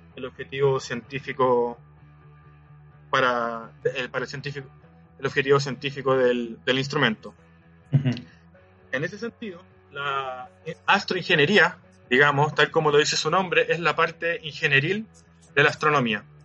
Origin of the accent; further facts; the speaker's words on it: Antofagasta, Chile; moved away as an adult; also born or lived in Santiago; yo soy de Antofagasta y bueno, Antofagasta es literal la descripción pueblo chico, infierno grande.